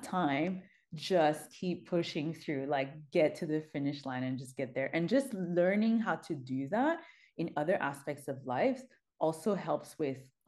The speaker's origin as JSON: {"language": "English", "town": "Montreal", "region": "Quebec", "country": "Canada", "tie": "born or raised there", "said": "I'm born and raised in Montreal"}